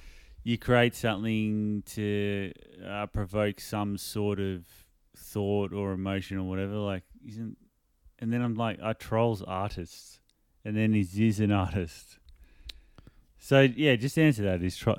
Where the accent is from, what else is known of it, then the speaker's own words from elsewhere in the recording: Australia; I was in an Uber in LA and the guy, as soon as he found out we're Aussie, because a lot of them can't tell. They're like, are you English, whatever.